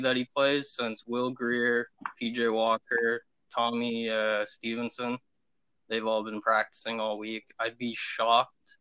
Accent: Canada; I'm from Canada

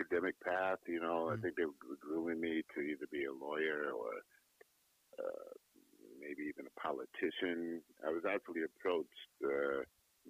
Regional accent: Hartford, Connecticut, United States; moved away as an adult; also born or lived in Washington, D.C.; now in Los Angeles, United States; I came to Hartford, Connecticut when I was 3 years old

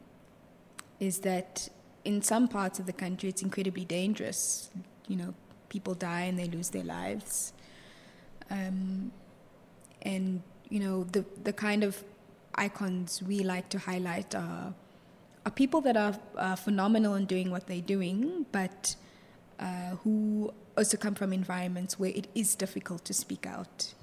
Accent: Johannesburg, Gauteng, South Africa; also born or lived in Stellenbosch; I'm from Johannesburg.

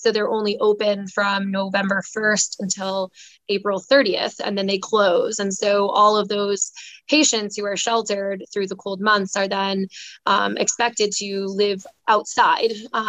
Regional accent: Oregon, United States; moved away as an adult; now in Massachusetts, United States; I'm originally from Oregon, and I came to Massachusetts for medical school. I went to Boston University School of Medicine

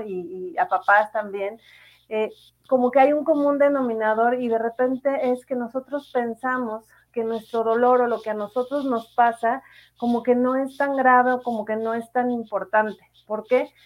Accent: Morelia, Michoacán, Mexico; moved away; also born or lived in Mexico City / Monterrey; yo nací en la Ciudad de México, pero viví mucho tiempo en Morelia y acá vive mi familia

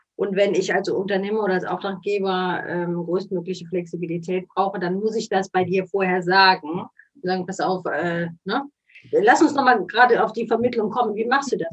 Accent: Cologne, North Rhine-Westphalia, Germany; Man hört das ja auch so ein bisschen. wir kommen aus Köln.

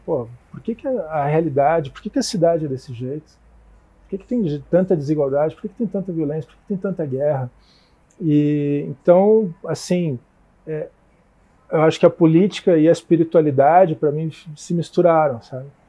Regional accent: Curitiba, Paraná, Brazil; eu sou de Curitiba, né? Nasci aqui

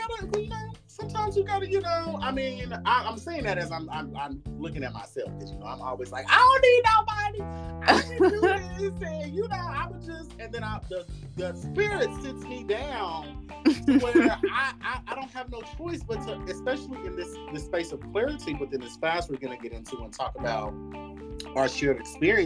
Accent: Midwest, United States; I grew up in Midwest and this is a Republican state

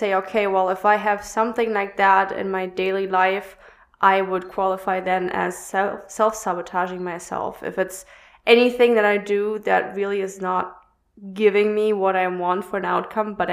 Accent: Germany; I'm from Germany

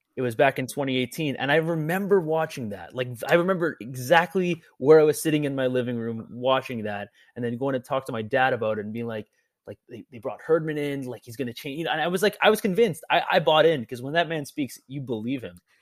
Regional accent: Canada

